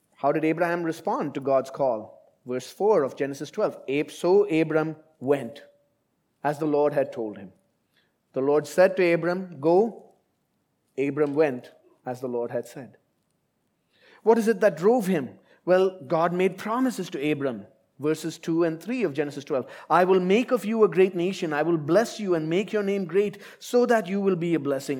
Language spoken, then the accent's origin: English; India; moved away as an adult; now in Abu Dhabi, United Arab Emirates; I left India, my home country, fifteen years ago and I've lived in different places